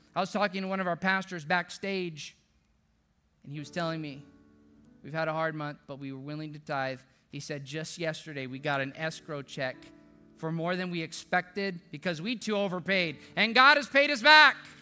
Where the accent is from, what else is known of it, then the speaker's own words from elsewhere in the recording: deep South Texas, United States; now in San Antonio, United States; my hometown in South Texas, deep South Texas